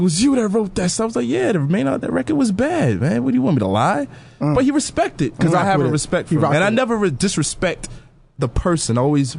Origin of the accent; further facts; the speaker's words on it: New York City, New York, United States; I grew up in New York City my whole life.